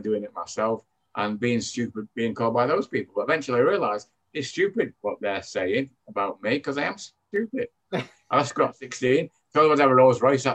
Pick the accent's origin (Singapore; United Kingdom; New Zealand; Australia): United Kingdom; Manchester, North West England; accent: British; as you can tell from my accent, I'm British. I came from Manchester, England. I grew up in a what you call humble background